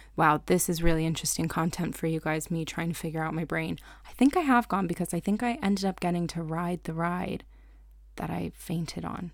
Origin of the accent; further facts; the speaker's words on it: Hershey, Pennsylvania, United States; I grew up near Hershey, Pennsylvania